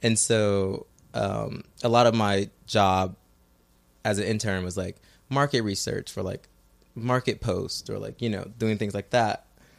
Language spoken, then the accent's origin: English; Midwest, United States; I'm from the Midwest.